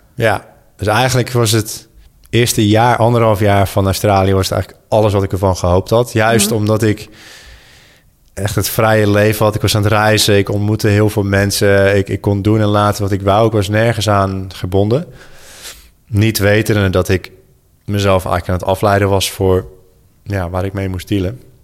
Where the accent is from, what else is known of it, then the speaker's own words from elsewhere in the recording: Goes, Zeeland, Netherlands; moved away; also born or lived in Sydney; Goes, waar ik ben opgegroeid